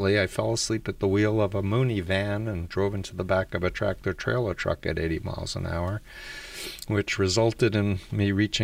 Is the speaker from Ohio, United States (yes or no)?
no; New York City, New York, United States; I grew up 1.3 miles from Donald Trump, the other side of Union Turnpike in Jamaica Estates